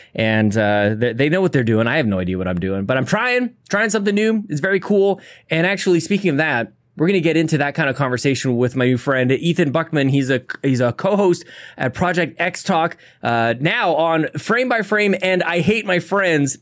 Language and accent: English; Canada; As a Canadian, we say